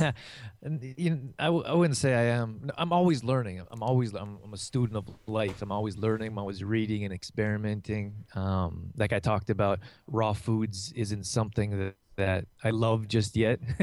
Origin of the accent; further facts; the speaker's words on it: Canada; moved away as an adult; also born or lived in California; I grew up here in Canada